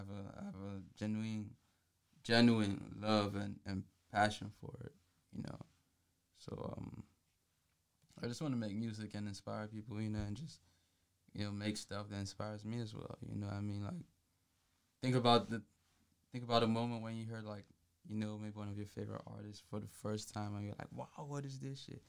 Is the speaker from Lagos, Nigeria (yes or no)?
yes; Lagos, Nigeria; now in Atlanta, United States; I was born and raised in Lagos